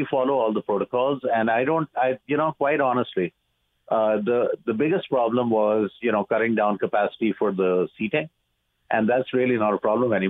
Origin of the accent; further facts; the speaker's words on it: Pakistan; also born or lived in United States / Dubai; now in Canada; I'm originally from Pakistan